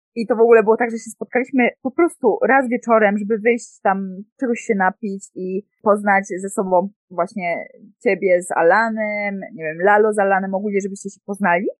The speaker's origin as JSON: {"language": "Polish", "country": "Poland", "also_born_or_lived": "Mexico", "moved": "as an adult"}